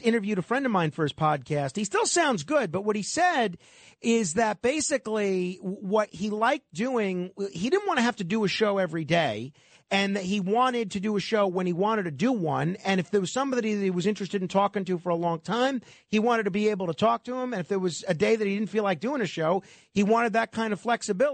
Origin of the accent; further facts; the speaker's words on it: New York City, New York, United States; But I'm a New Yorker, and unless I'm publicly disgraced, I plan to spend the rest of my days in this city alone.